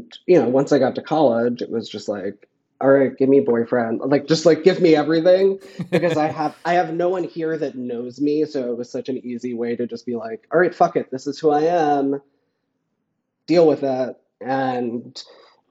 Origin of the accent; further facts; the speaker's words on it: Flushing, Queens / Long Island, New York, United States; I grew up in Flushing, but I moved to Long Island